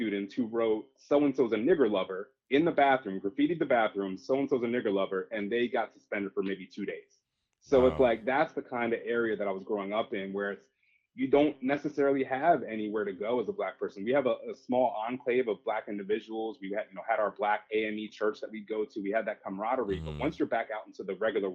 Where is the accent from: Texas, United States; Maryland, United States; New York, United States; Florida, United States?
Maryland, United States; Bel Air; moved away as an adult; also born or lived in Willingboro, New Jersey / North Jersey; Most of my life growing up was in Harford County in a town called Bel Air